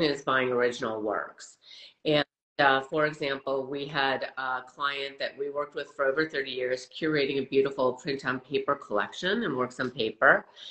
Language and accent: English; Wisconsin, United States; moved away as an adult; also born or lived in Boston, United States; now in Los Angeles, United States; I grew up in the Midwest and uh, went to school in the East Coast